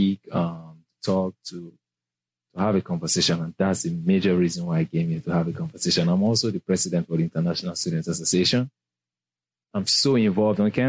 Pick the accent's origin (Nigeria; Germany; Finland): Nigeria; accent: Nigerian; moved away as an adult; also born or lived in England; now in United States; I'm from Nigeria. We speak English. I just have, like, the Nigerian accent